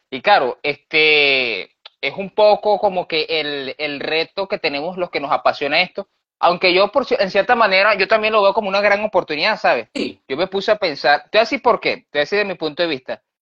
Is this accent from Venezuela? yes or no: yes; Barquisimeto, Lara, Venezuela; Yo soy de Barquisimeto y, mano, Nahuara, aquí, como Barquisimeto es una ciudad, si, has conocido Barquisimeto, es pueblerina, muy pueblerina, o sea, aquí, aquí es ciudad de pueblo.